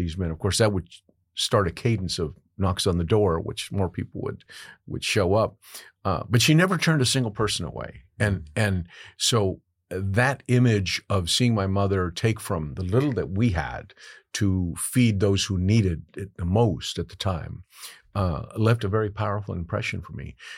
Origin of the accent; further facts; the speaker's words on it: Carrizo Springs, Texas, United States; born there; the journey itself began in the state of Texas, where I was born in Carrizo Springs, Texas. And I am the descendant of a migrant farm working family